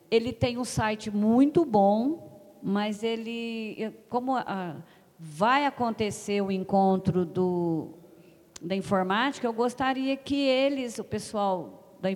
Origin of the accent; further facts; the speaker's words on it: Franca, São Paulo, Brazil; nós temos vários grupos de corretores e o a é Franca, eu sou de Franca.